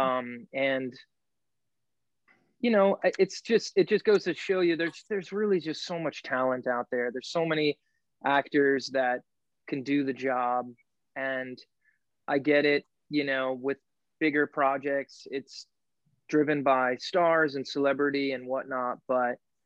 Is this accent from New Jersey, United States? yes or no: yes; New Jersey, United States; also born or lived in Brooklyn, New York; I was born in Brooklyn, but I grew up in New Jersey